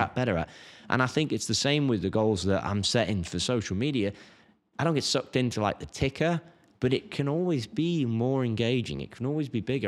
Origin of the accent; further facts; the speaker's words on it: England, United Kingdom; now in United States; I'm English